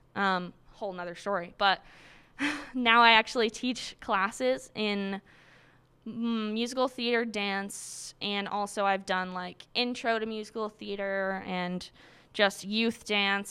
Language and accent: English; Quincy, Massachusetts, United States; I'm from Quincy, Massachusetts